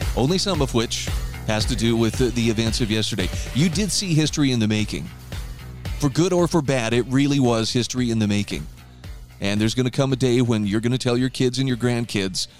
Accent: Utah, United States; my home state of Utah

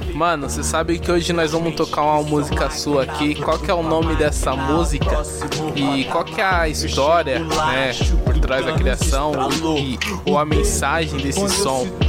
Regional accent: São Paulo, Brazil; Sou daqui de São Paulo, tenho 26 anos

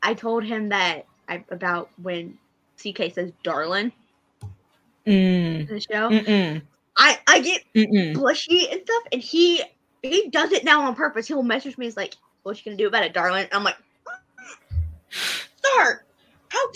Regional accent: Kansas, United States; accent: southern

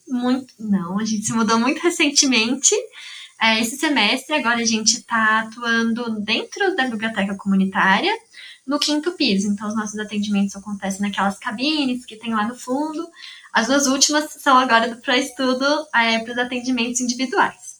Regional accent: São Carlos, São Paulo, Brazil; eu sou de São Carlos mesmo

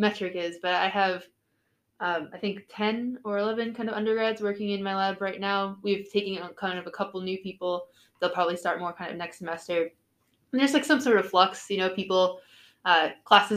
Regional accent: New York City, New York, United States; I'm originally from New York City

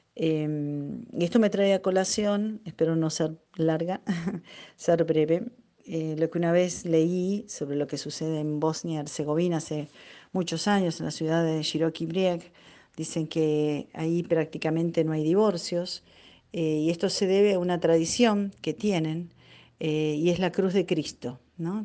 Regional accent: Neuquén, Argentina; soy de Neuquén Capital

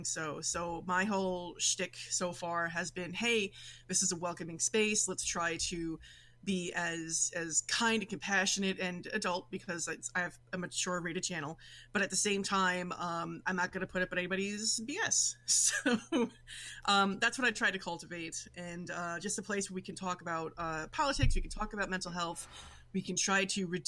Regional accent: New York City, New York, United States; accent: Brooklyn; now in Western New York, United States; I'm originally from New York City, born and raised in Brooklyn. Nowadays, I live in Western New York

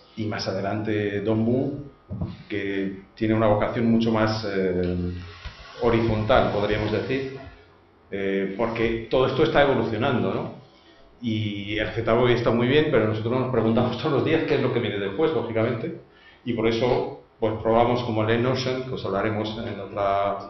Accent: France; Spanish is a second language; now in Spain; yo que soy francés

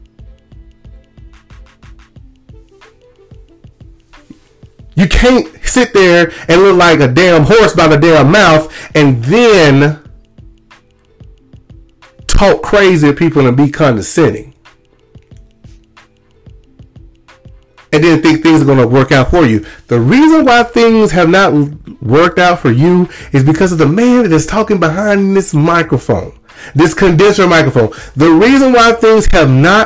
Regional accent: Lumberton, Mississippi, United States; moved away as an adult; I am from Lumberton, Mississippi. I was not born and raised in Lumberton, but I was raised in Lumberton since the fifth grade

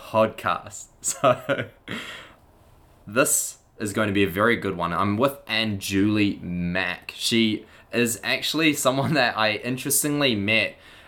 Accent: Auckland, New Zealand; moved away; also born or lived in Melbourne; So I'm with her now in Auckland of New Zealand, back in my hometown.

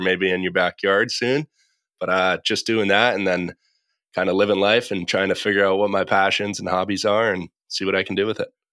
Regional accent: Massachusetts, United States; now in Los Angeles, United States; I'm from Massachusetts, now living out in Los Angeles.

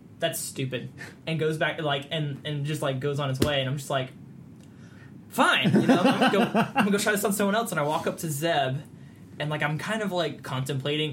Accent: Arizona, United States; moved away as an adult; now in Southeast Texas, United States; I'm from Arizona

